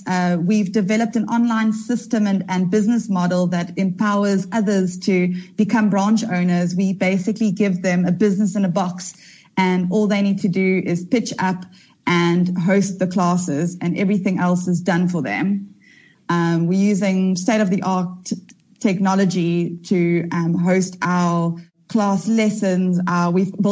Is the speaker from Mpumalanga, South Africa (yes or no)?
no; Durban, KwaZulu-Natal, South Africa; I was raised in Durban from early days.